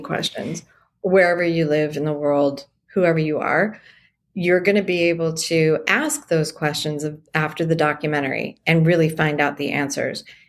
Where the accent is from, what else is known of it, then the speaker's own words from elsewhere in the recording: San Diego, California, United States; Born and raised in San Diego